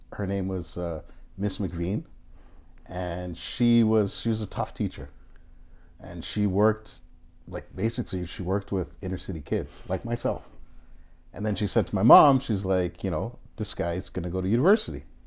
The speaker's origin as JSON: {"language": "English", "town": "Toronto", "region": "Ontario", "country": "Canada", "tie": "born or raised there", "moved": "as an adult", "lives_now": "Japan", "said": "growing up in Canada as a black Canadian"}